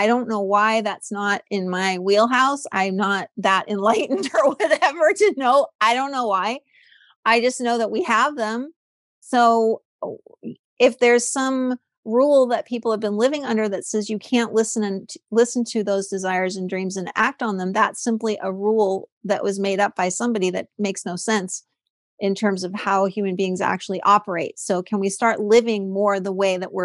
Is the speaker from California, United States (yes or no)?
yes; California, United States; I'm from California